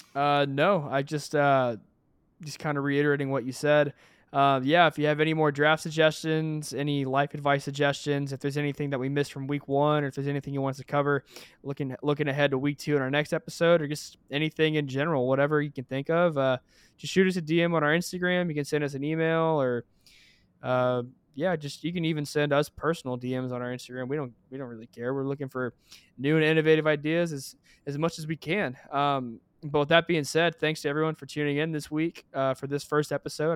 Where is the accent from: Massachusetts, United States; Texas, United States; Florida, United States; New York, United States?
Texas, United States; we're both Texans